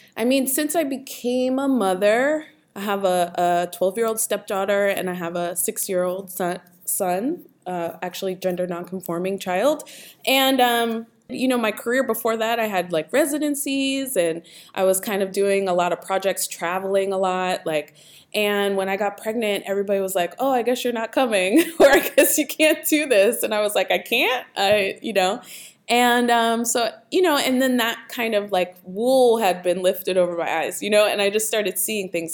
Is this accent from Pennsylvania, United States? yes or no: yes; Pittsburgh, Pennsylvania, United States; I grew up in Pittsburgh and, um, both of my parents actually are from Sewickley